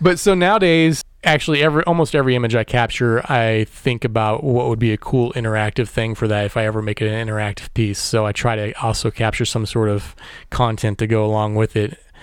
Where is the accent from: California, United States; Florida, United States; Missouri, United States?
Missouri, United States; Warrensburg; I was born in Warrensburg, Missouri, which is just east of Kansas City, and grew up there